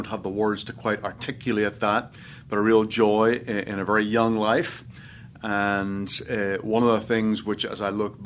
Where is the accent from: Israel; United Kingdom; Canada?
United Kingdom; Northern Ireland; moved away; I was born in Northern Ireland, about 20 miles south of Belfast. My father is English, mother is Irish, and grew up in Northern Ireland